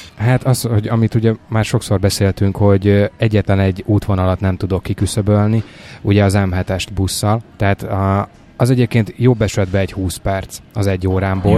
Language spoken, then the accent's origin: Hungarian; Hungary; now in Budapest, Hungary; Abszolút vidéken nőttem fel